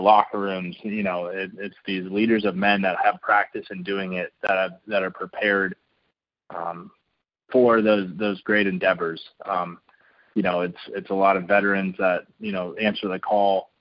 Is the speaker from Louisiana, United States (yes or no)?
no; San Diego, California, United States; I grew up in San Diego, surrounded by the military